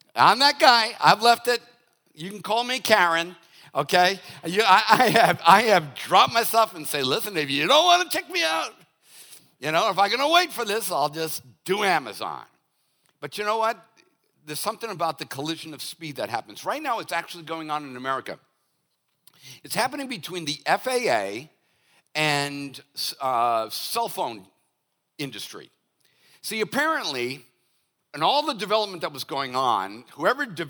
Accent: Boston, Massachusetts, United States; now in Hollywood, South Carolina, United States; I'm from Boston

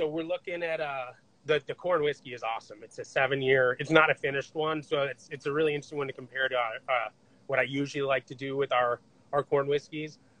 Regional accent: Michigan, United States; I'm actually from Michigan. I was born there

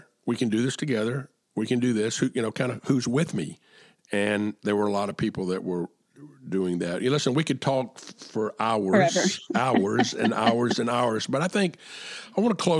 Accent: Charleston, South Carolina, United States; in my hometown of Charleston, South Carolina

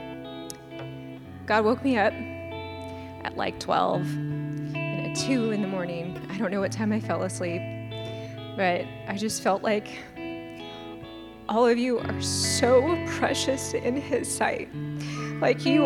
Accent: United States; I'm an American

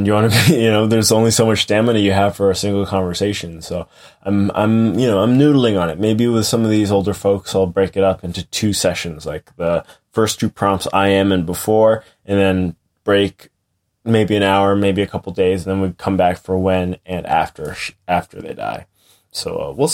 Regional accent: New Hampshire, United States; moved away as an adult; also born or lived in Boston; now in Coopersburg, United States; I grew up in New Hampshire

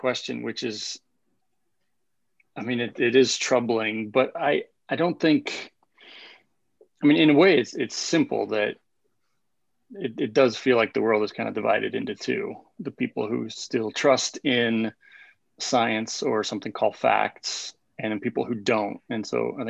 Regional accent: South Africa; moved away as an adult; now in United States; I grew up in South Africa

